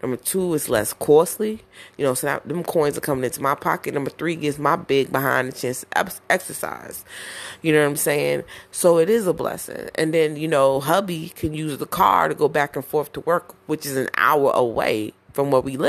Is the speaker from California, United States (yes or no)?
no; Browns Mills, New Jersey, United States; moved away; also born or lived in Newark, New Jersey; I was born in Newark, but you know what I'm saying? I was raised in Browns Mills